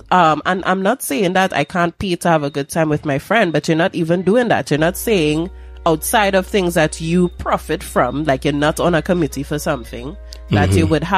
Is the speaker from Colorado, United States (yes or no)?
no; Atlanta, Georgia, United States; What is a Horner man? I'm from Atlanta. I don't know what that is.